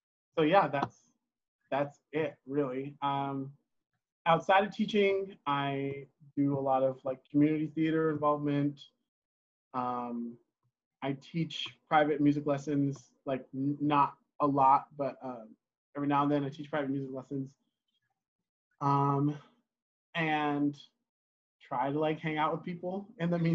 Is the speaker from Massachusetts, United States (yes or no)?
no; Oakland, California, Washington, United States; moved away as an adult; now in Salem, United States; Born in Oakland, California, lived there until I was about 10 or 11. And then we moved to Washington State, where I went to middle school and high school.